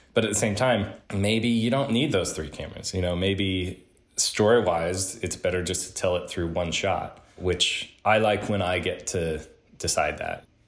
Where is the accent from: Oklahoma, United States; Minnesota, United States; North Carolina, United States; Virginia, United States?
Oklahoma, United States; Oklahoma City; I grew up in Oklahoma City